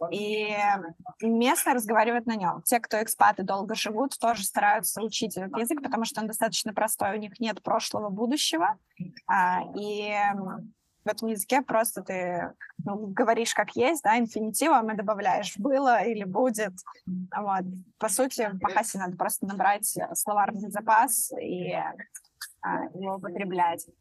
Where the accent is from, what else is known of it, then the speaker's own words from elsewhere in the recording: Belarus; moved away as an adult; now in Bali, Indonesia; Я из Беларуси